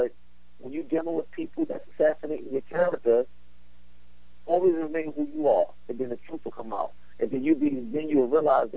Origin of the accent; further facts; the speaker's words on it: New York City, New York, United States; I'm from Brooklyn. I'm from East New York. I'm from the streets.